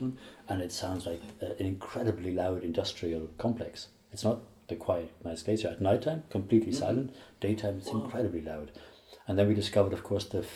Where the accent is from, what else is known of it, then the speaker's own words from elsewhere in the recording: Ireland; I grew up in Ireland in the 70s